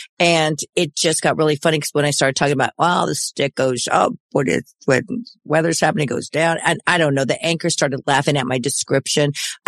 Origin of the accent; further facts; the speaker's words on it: United States; I used to hate the wind growing up in the Mojave Desert.